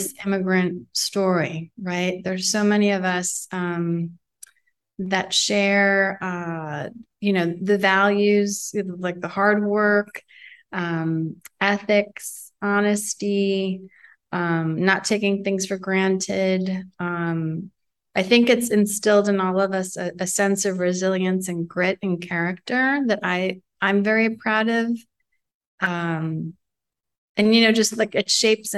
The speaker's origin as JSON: {"language": "English", "town": "New York City", "region": "New York", "country": "United States", "tie": "born or raised there", "said": "I was born and raised in Manhattan where they met and fell in love"}